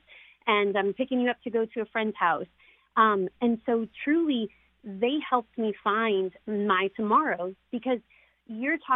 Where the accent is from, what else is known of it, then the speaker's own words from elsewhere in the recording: Arkansas, United States; also born or lived in New Orleans, Louisiana; we stayed in a children's home called Hillcrest in Arkansas. So we came from New Orleans to Arkansas